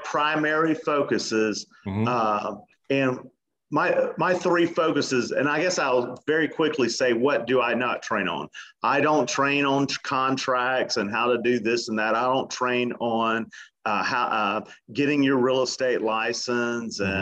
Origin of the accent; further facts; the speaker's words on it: Atlanta, Georgia, United States; now in Miami Beach, United States; born and raised in Atlanta